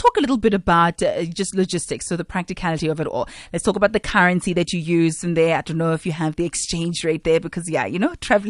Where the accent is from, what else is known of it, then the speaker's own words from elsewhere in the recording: South Africa; what do I need to be aware of when I am traveling to Spain as a South African?